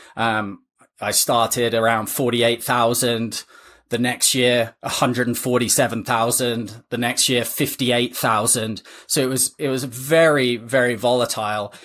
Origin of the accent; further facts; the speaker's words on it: England, United Kingdom; moved away as an adult; now in United States; I'm originally from England, uh, came to play college tennis